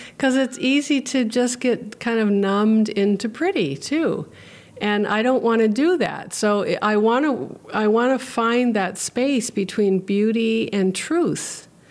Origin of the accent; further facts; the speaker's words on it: Hawaii, United States; now in Petersburg, United States; I grew up in Hawaii where pidgin English is spoken